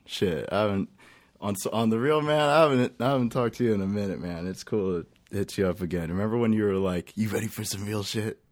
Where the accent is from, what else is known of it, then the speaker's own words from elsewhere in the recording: Lake Elsinore, California, United States; now in Temecula, United States; I come from California. I, uh, I, I really, really come from Lake Elsinore. I, then I moved over to Temecula, and that's where I'm chilling